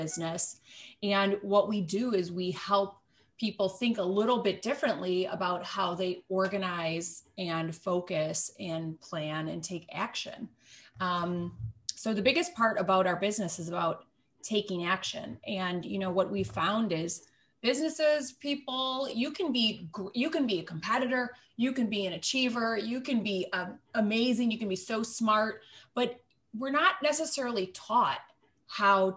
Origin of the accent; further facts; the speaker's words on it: Kenosha, Wisconsin, United States; we are both from Kenosha, Wisconsin, and we actually went to kindergarten together